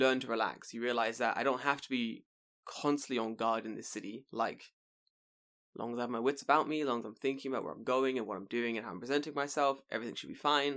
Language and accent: English; London, United Kingdom; moved away; me growing up in London